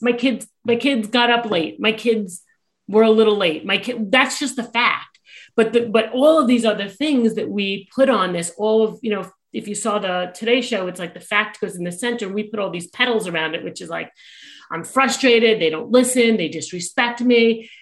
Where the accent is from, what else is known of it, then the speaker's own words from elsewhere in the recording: New York, United States; I am a New Yorker